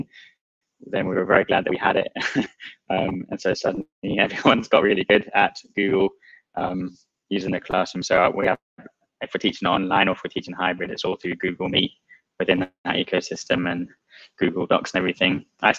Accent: Kenya; now in Oman; I mean, I grew up abroad. I grew up in Kenya as a kid, and that's where I grew up.

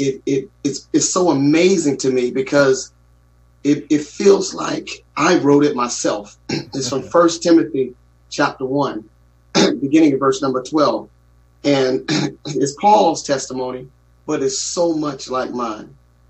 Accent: Newport News, Virginia, United States; We grew up in Newport News, Virginia, and in a little middle, low income area.

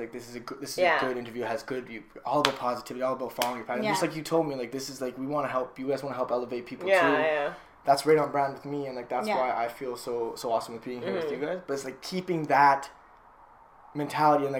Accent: Kelowna, British Columbia, Canada; now in Vancouver, Canada; Vancouver, I was born here, so I grew up in Kelowna most of my life though.

